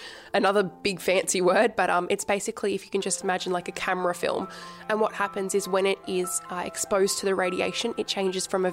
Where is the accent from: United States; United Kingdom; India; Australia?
Australia; Wollongong, New South Wales; I'm from Wollongong and I am 17 years old